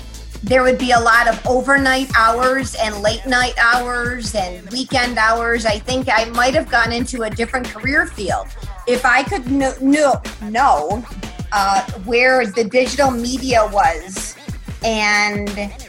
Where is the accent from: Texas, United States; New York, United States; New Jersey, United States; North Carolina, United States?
New York, United States; Buffalo; now in Columbus, United States; my hometown of Buffalo, New York